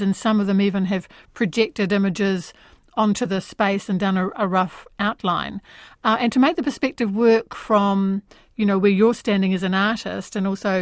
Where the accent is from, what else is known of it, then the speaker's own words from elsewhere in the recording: Dunedin, Otago, New Zealand; moved away; my hometown of Dunedin